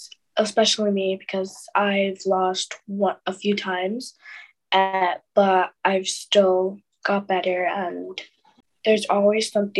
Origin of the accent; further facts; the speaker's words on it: Shrewsbury, West Midlands, United Kingdom; One of my awards was being Miss Shrewsbury in my hometown.